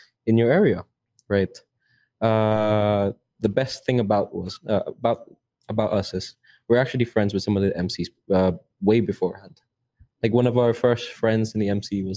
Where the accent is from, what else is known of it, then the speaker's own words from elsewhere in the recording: Manila, Metro Manila, Philippines; accent: Tondo accent; I'm from Tondo